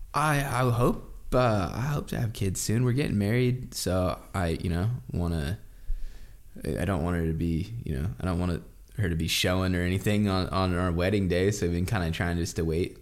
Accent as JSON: {"language": "English", "region": "Oregon", "country": "United States", "tie": "born or raised there", "said": "I remember when I was, like, fourteen, fifteen, sixteen, growing up in Oregon"}